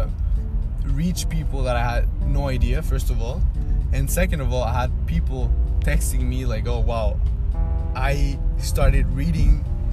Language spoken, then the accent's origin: English; Venezuela; moved away; my country, my home country, Venezuela